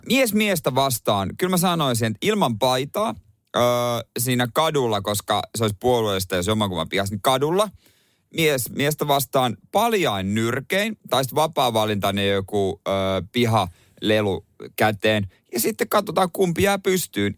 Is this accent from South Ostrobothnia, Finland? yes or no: yes; Seinäjoki, South Ostrobothnia, Finland; moved away; kotikonnuilla seinäjoella